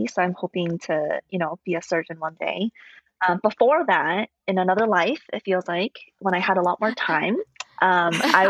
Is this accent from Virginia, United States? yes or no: no; Fremont, California, United States; moved away as an adult; also born or lived in St. Louis; I grew up near the San Francisco Bay Area in a little town called Fremont